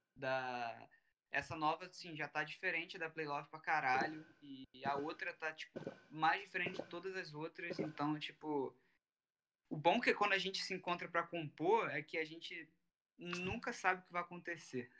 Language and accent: Portuguese; Rio de Janeiro, Brazil; eu, o … e o …, a gente é do Rio.